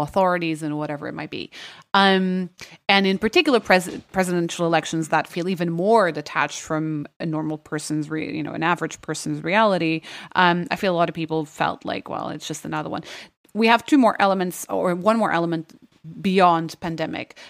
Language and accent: English; Lisbon, Portugal; moved away; I went to a German school and, which counts as an international school in Lisbon